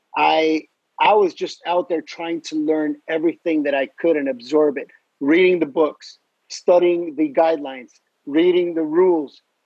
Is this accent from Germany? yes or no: no; Mexico; also born or lived in Edinburgh, Scotland; I'm from Mexico